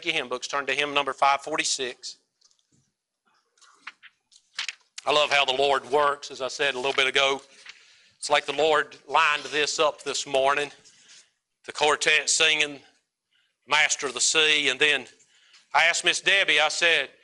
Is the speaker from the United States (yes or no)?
yes; United States; as American Christians